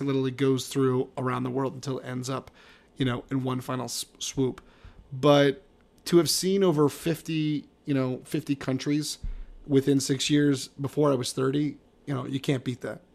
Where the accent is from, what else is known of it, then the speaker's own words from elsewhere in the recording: East Coast, United States; I grew up on the East Coast